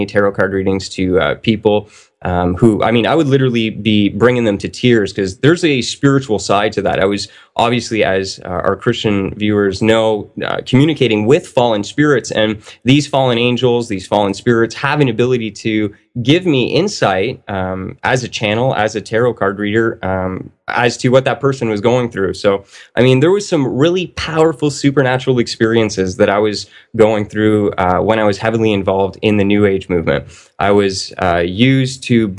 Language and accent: English; Canada; I'm a Canadian. I grew up in a Catholic family